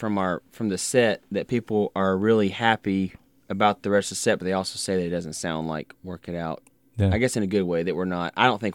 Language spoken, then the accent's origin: English; Little Rock, Arkansas, United States; We are Little Rock.